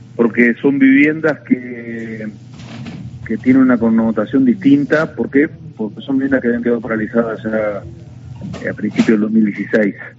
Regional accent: Navarro, Buenos Aires Province, Argentina; yo vengo de un pueblo donde ocurrió el asesinato político de la historia de la Argentina, que fue, yo soy de Navarro, soy intendente de Navarro

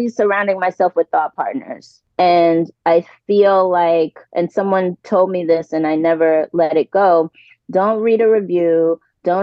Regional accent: New York City, New York, United States; I'm originally from New York City

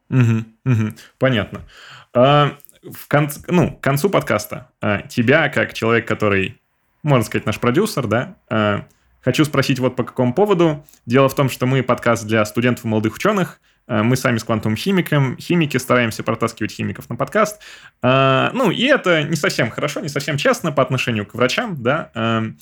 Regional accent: Clausthal, Lower Saxony, Germany; Uh, не, я не из Берлина, я из Клаусталя, это под Ганновером.

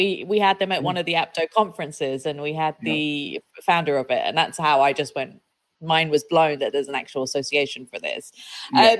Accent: South East England, United Kingdom; even though I'm from Kent

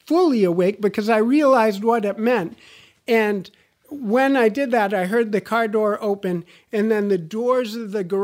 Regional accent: United States; oui, je suis américain. Yes, I'm an American.

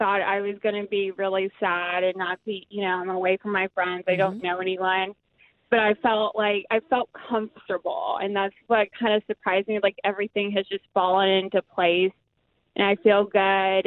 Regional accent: Chillicothe, Ohio, United States; moved away as an adult; now in Cincinnati, United States; I'm from Chillicothe

